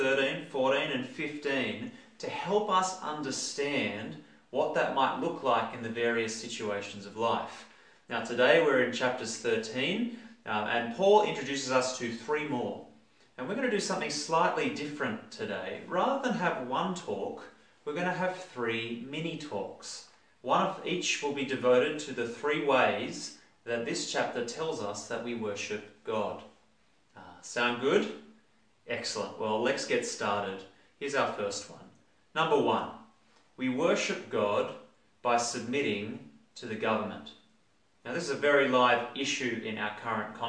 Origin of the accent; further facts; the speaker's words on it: Australia; we as Australian Christians